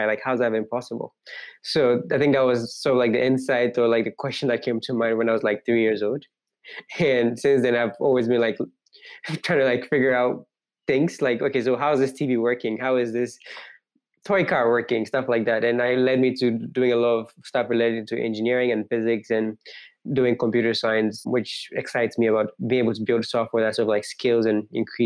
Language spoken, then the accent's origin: English; Accra, Greater Accra, Ghana; moved away as an adult; now in United States; Growing up, I grew up in like a city in Ghana, I mean, the capital city in Ghana